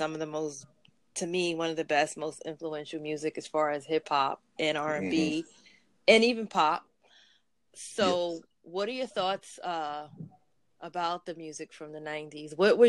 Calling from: New York, United States; I'm calling in from New York.

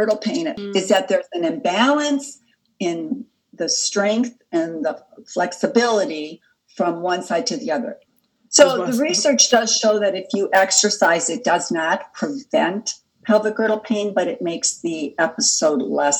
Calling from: Cleveland, Ohio, United States; Yes, I'm joining you from Cleveland, Ohio, and I'm very happy to be here with you today.

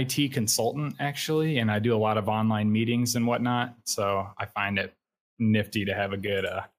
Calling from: Portage, Indiana, United States; Northwest Indiana, Portage, Indiana. It's in the Chicago area.

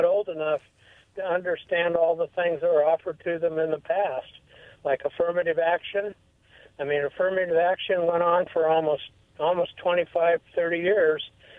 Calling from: Pasco, Washington, United States; Hi, this is … from out of Pasco.

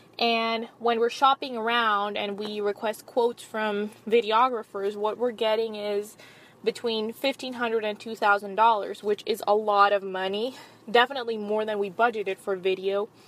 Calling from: Atlanta, Georgia, United States; I am contacting you from Atlanta, Georgia.

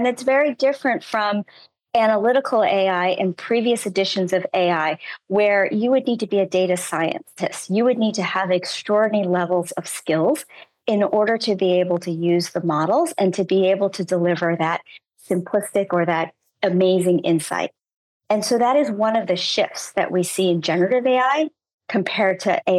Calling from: San Francisco, California, United States; I'm connecting from San Francisco.

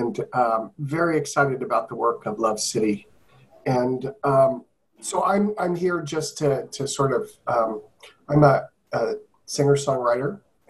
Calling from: Virginia, United States; I'm signing in from Virginia, just outside of DC.

